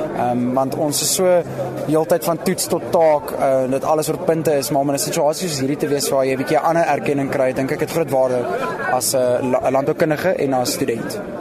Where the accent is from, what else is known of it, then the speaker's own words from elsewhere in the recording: Pretoria, Gauteng, South Africa; moved away as an adult; also born or lived in Stellenbosch; Ek kom van Pretoria in Jelaris Park af. So ek's 'n stadsjapie